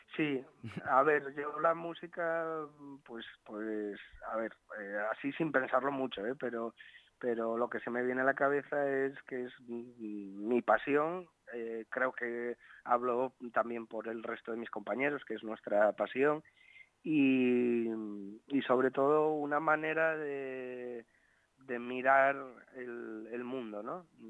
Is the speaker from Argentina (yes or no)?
no; Asturias, Spain; la gente que somos asturianos